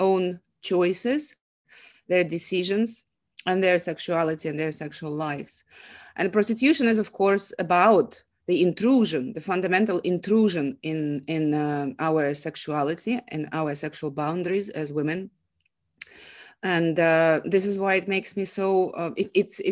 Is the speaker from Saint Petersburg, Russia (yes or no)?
yes; Saint Petersburg, Russia; moved away; I'm from Russia. I'm a migrant woman